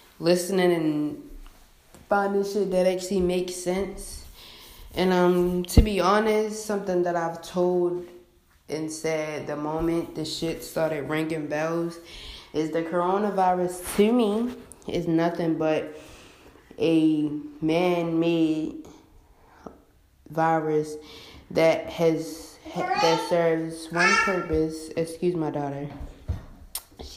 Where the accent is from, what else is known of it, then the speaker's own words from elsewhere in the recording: Baltimore, Maryland, United States; I'm from Baltimore, Maryland